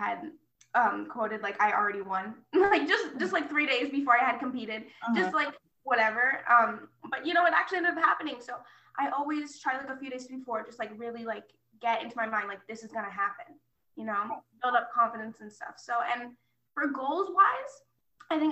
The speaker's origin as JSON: {"language": "English", "region": "Florida", "country": "United States", "said": "I'm from Florida"}